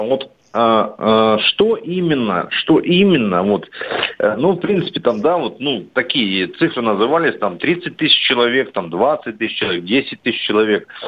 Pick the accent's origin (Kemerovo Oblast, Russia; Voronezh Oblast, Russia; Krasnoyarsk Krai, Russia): Voronezh Oblast, Russia; Voronezh; я из Воронежа